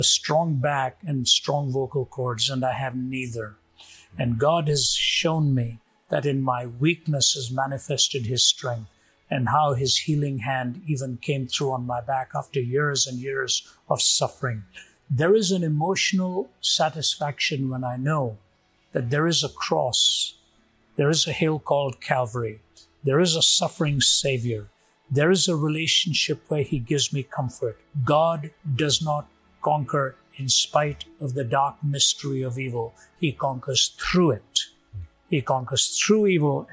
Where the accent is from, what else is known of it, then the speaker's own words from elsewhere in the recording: India; moved away; When I was growing up in India